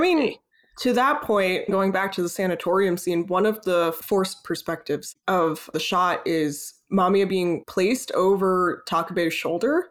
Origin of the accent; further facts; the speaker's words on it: United States; we're both American